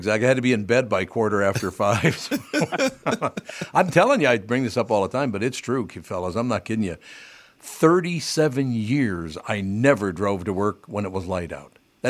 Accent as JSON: {"language": "English", "town": "Minneapolis", "region": "Minnesota", "country": "United States", "tie": "born or raised there", "said": "growing up in North Minneapolis, not a lot of hockey being played up there when I was a kid."}